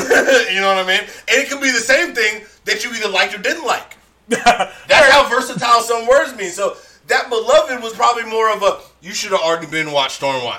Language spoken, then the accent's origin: English; San Francisco, California, United States; I'm from San Francisco, born and raised.